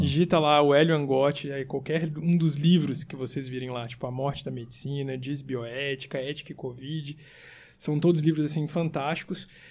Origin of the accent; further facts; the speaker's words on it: Brazil; moved away as an adult; also born or lived in São Paulo; estou saindo da minha terra e vou voltar